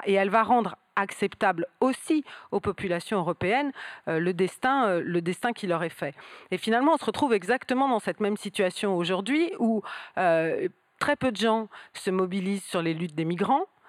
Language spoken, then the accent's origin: French; southern Seine-et-Marne, Île-de-France, France; je viens du sud de la Seine-et-Marne